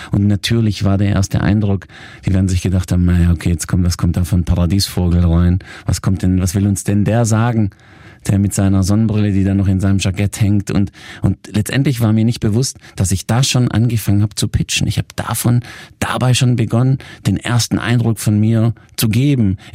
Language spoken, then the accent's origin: German; Italy; Ihr müsst euch vorstellen, ich bin Italiener, ich habe mich auch immer sehr italienisch gekleidet mit meinen talierten Anzügen.